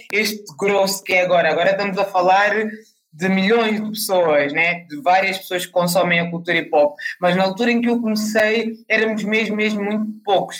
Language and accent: Portuguese; Angola; now in Portugal; eu nasci em Angola, não nasci em Portugal